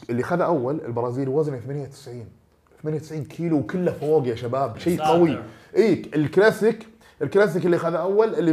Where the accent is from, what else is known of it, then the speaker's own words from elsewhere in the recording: Eastern Province, Saudi Arabia; من الشرقيه مره كويس انا من الشرقيه